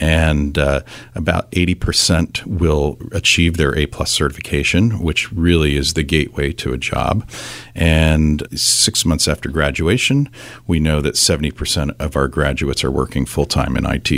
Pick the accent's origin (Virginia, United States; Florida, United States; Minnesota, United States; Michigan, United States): Virginia, United States; also born or lived in Mexico City, Mexico / Accra, Ghana; So I grew up in Northern Virginia. My father was Foreign Service, so that moved us around a bit. We spent a couple of years in Mexico City and a couple of years in a place called Accra in Ghana